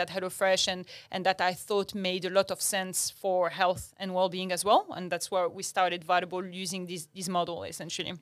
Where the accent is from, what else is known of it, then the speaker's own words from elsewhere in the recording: Agadir, Souss-Massa, Morocco; English is a second language; moved away as an adult; also born or lived in France; now in Australia; I grew up in Morocco